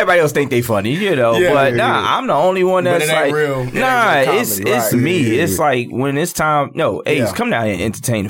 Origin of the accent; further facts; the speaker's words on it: Newark, New Jersey, United States; I'm born and raised in Newark, New Jersey.